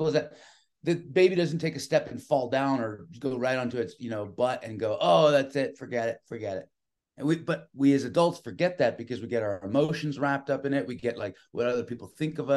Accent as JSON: {"language": "English", "town": "San Francisco", "region": "California", "country": "United States", "tie": "born or raised there", "said": "I was born and raised in San Francisco"}